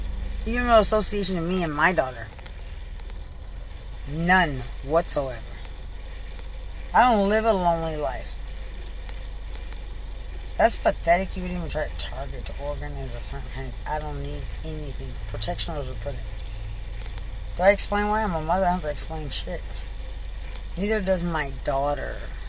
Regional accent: Lubbock, Texas, United States; I'm from Lubbock.

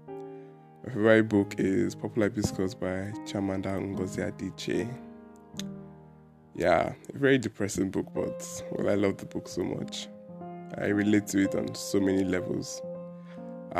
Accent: Anambra, Nigeria; I am a Nigerian and I am from Anambra State.

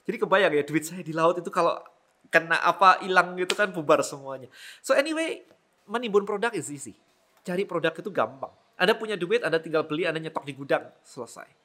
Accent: Malang, East Java, Indonesia; di kota saya di Malang nggak ada sama sekali jadi kalau mau beli suplemen saya harus ke Surabaya

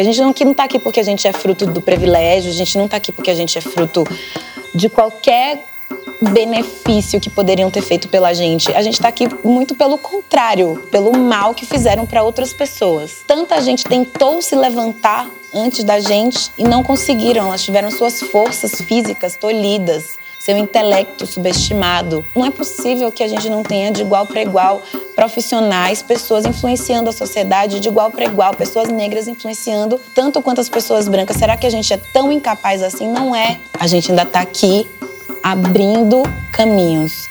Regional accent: Camaçari, Bahia, Brazil; moved away as an adult; also born or lived in Candeias, Bahia; now in São Paulo, Brazil; Eu sou baiana, nasci numa cidade chamada Candeias e fui criada numa cidade chamada Camaçari

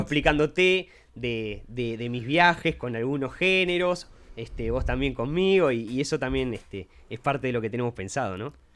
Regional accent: Montevideo, Uruguay; viví en Uruguay toda mi vida, eso sí. Soy de Montevideo

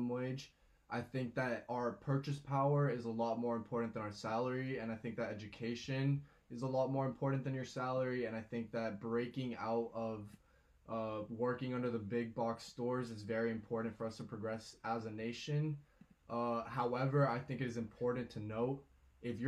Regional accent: Ecuador; now in Easton, United States; I was born in Ecuador, got my green card this September

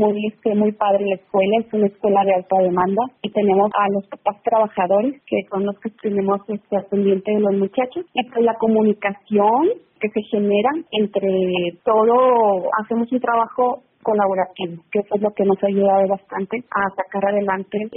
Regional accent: Monclova, Coahuila, Mexico; Yo soy originaria de Monclova, Monclova, Coahuila, mm. está ah. pegadito a la ciudad de Frontera.

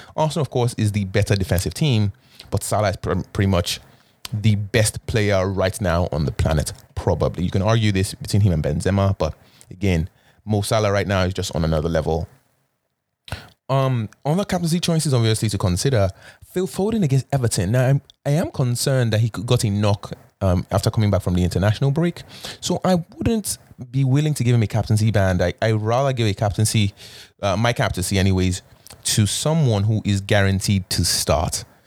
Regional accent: Canada; as a Canadian

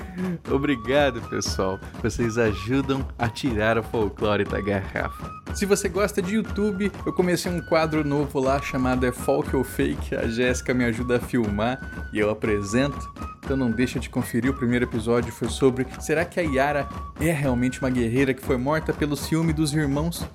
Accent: Mato Grosso do Sul, Brazil; Em Mato Grosso do Sul, a minha terra, era muito comum a gente substituir por sopa paraguaia ou chipaguaçu.

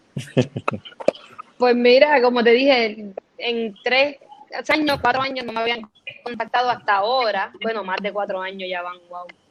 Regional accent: Carolina, Puerto Rico; yo me crié aquí toda mi vida, yo soy boricua

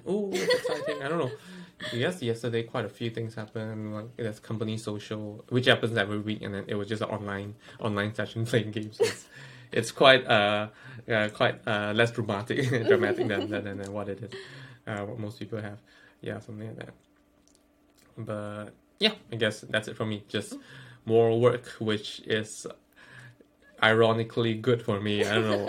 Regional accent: Malaysia; moved away as an adult; now in United Kingdom; we are both from Malaysia. We've been living the Malaysia idea. I mean, like, we've been implanted the Malaysian way of thought for like the past 20 years

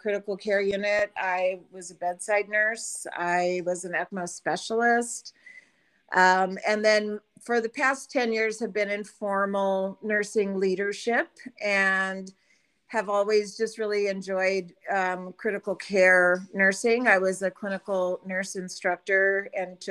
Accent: Albuquerque, New Mexico, United States; I am originally from Albuquerque, New Mexico

